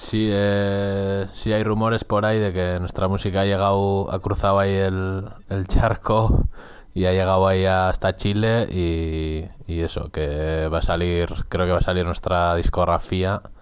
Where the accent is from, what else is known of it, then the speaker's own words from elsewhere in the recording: Getaria, Basque Country, Spain; soy de Guetaria, de un pueblo pesquero que se habla ahí un euskera garrulo ahí en la calle